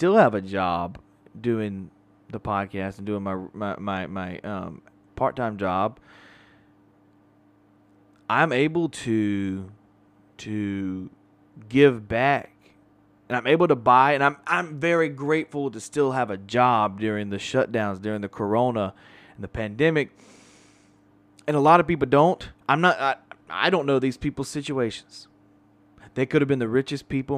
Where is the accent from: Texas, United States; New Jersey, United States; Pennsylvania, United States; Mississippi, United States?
Mississippi, United States; Pascagoula; my hometown of Pascagoula, Mississippi